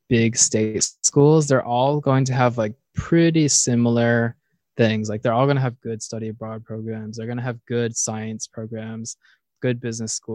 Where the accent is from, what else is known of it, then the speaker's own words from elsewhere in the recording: East Coast, United States; I'm from the East Coast, so I, I feel like I'm